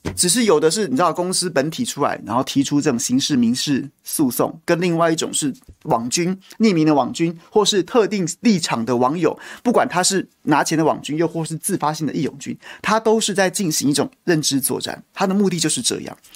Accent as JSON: {"language": "Chinese", "country": "Taiwan", "tie": "born or raised there", "said": "我在这个国家出生、求学、长大、工作、纳税、服兵役"}